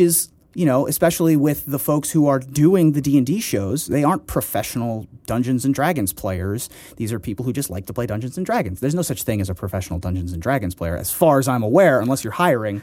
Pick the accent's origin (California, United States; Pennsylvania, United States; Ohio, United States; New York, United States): Ohio, United States; also born or lived in Washington, D.C.; I was born in Washington, D C, and then we moved to Ohio